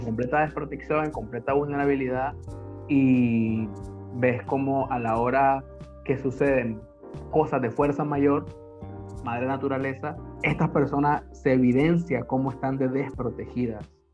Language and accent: Spanish; Nicaragua; moved away; also born or lived in Honduras / Guatemala / Belize; cuando pueda regresar a, mi país, obvio no solo voy a ir a Nicaragua